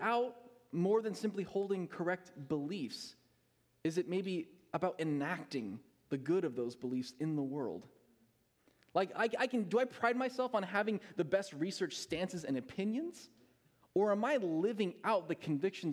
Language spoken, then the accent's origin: English; United States; as an American church